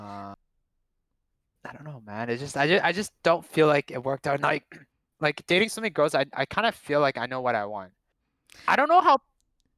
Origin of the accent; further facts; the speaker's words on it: Toronto, Ontario, Canada; first language Cantonese; also born or lived in Taiwan; I was born in Toronto and raised, okay? I was not born overseas